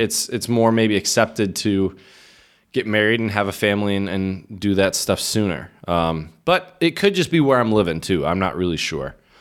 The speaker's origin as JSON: {"language": "English", "region": "Midwest", "country": "United States", "also_born_or_lived": "Michigan", "moved": "as an adult", "lives_now": "Czech Republic", "said": "as a Midwesterner"}